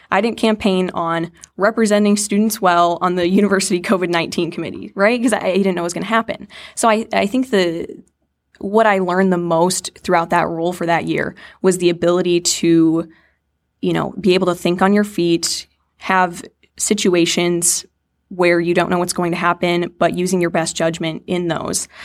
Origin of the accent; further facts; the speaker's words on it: Lake Mills, Iowa, United States; I was born and raised in Iowa, Lake Mills, Iowa